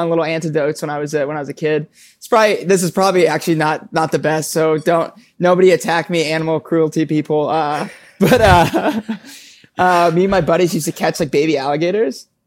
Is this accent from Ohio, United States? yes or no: no; Palm Bay, Florida, United States; now in Bronx, New York, United States; I grew up in Brevard County in Palm Bay, Florida